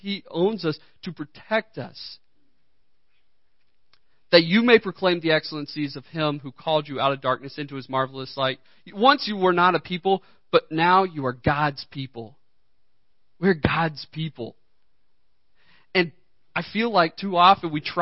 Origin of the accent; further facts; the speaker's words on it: United States; I know I am an American